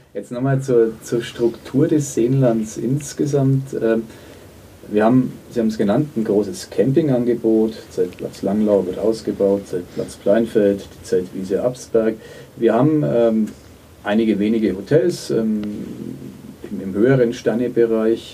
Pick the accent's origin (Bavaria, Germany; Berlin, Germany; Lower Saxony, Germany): Bavaria, Germany; Nuremberg; als Nürnberger